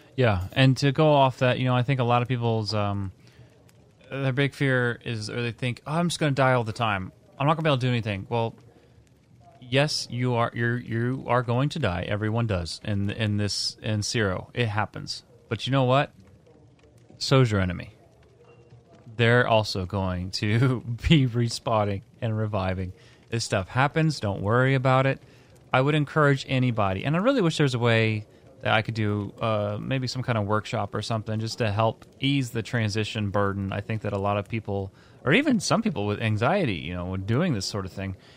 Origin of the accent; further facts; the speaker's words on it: Indiana, United States; I'm from Indiana.